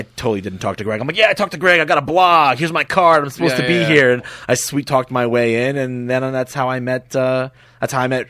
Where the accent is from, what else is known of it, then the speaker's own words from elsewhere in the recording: Nyack, New York, United States; I grew up in a small suburb called Nyack in Rockland County in New York.